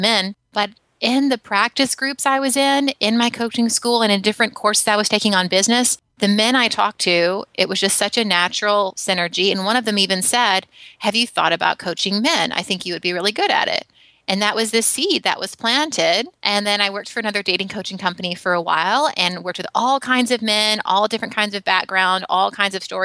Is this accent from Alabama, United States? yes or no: yes; Alabama, United States; now in San Francisco, United States; I grew up in Alabama. I now live in San Francisco